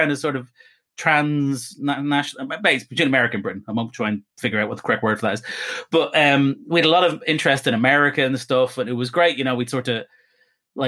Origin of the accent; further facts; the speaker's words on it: Ireland; I'm Irish Catholic